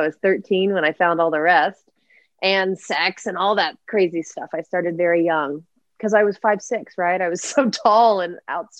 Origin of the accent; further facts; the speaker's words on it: Tulsa, Oklahoma, United States; I was born in Tulsa, Oklahoma, many, many years ago in 1983.